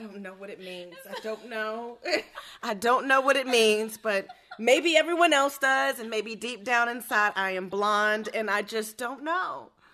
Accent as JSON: {"language": "English", "region": "Maryland", "country": "United States", "moved": "yes", "said": "I'm from Maryland, for those who don't know that I'm from Maryland"}